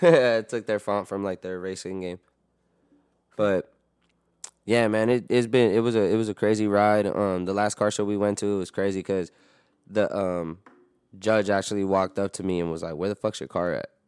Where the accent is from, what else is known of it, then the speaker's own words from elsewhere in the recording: New York, United States; I'm from New York